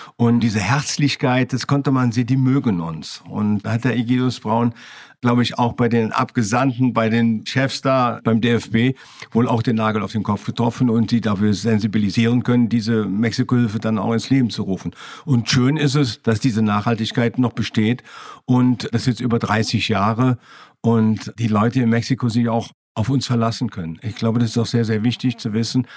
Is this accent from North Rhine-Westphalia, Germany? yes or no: yes; Düren, North Rhine-Westphalia, Germany; Ich bin in Düren geboren, in der Nähe von Köln